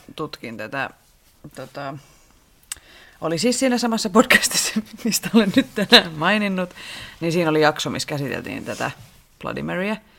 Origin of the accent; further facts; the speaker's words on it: Rauma, Satakunta, Finland; mä oon Raumalta kotoisin ja me siis meen, mä asuin mun lapsuuteni talossa